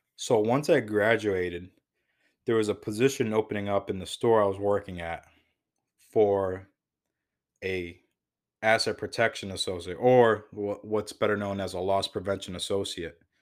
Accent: Waterbury, Connecticut, United States; also born or lived in New Hampshire; I was born and raised in Waterbury, Connecticut

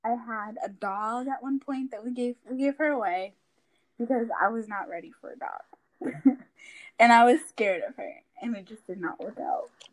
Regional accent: Raleigh, North Carolina, United States; also born or lived in Newark, New Jersey; I was born in Newark, New Jersey, and I think I moved to Raleigh when I was about three

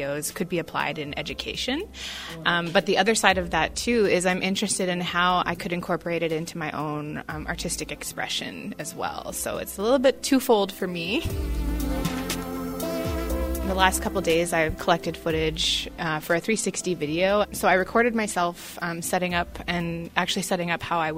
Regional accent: Alberta, Canada; I'm Cree from Muscogees, Alberta

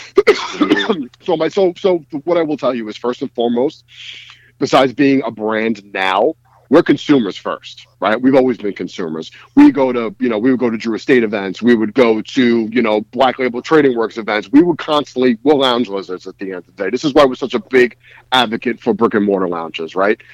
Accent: New York City, New York, United States; I am from Bensonhurst, Brooklyn, New York City.

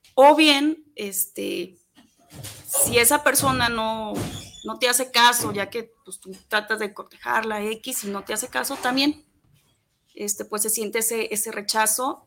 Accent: Atotonilco el Alto, Jalisco, Mexico; moved away; allá en el pueblo de donde soy, a Totonilco el Alto

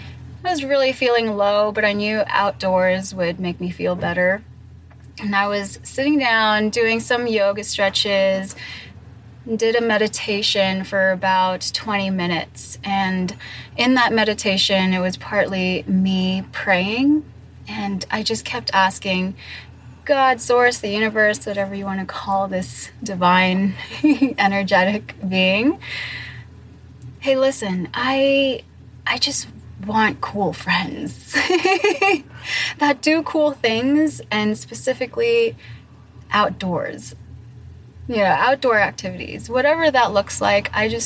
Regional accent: Singapore; also born or lived in Torrance, California / Philippines / Hong Kong; I was born in Torrance, California. That's close to Long Beach. And I had a pretty interesting upbringing. I moved to the Philippines, then to Hong Kong, and then 1 year back in the U.S. for third grade, and then fourth grade all the way to eighth grade, I lived in Singapore.

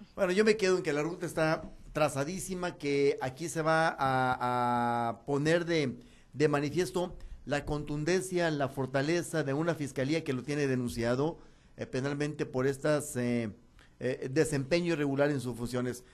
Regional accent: Sinaloa, Mexico; somos los sinaloenses

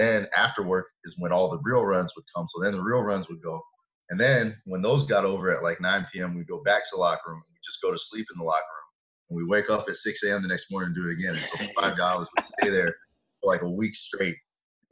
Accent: Atlanta, Georgia, United States; we grew up in the Atlanta area

